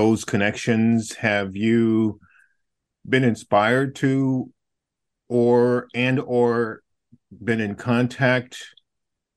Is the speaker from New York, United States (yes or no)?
no; Southside Virginia, United States; I grew up in Southside Virginia